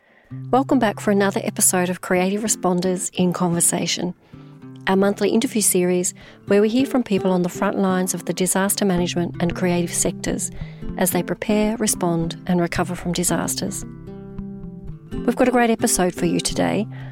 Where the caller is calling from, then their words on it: Brisbane, Queensland, Australia; Well, I'm joining you from Meanjin in Brisbane, the land of the Yuggera and Turrbal people.